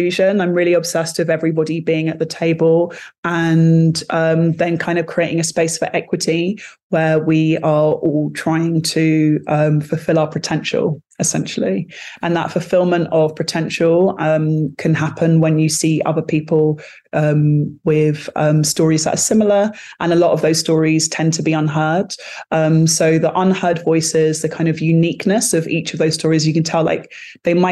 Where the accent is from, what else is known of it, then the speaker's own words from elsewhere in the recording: London, United Kingdom; accent: British, like English accent; growing up in a very multicultural London, that was also kind of quite segregated. So I'm from Battersea